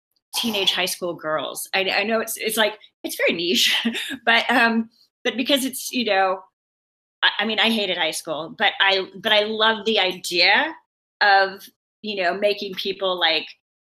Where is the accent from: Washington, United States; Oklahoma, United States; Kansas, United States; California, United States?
Washington, United States; Seattle; I'm from Seattle, and I grew up, you know, like I came of age with a lot of the grunge artists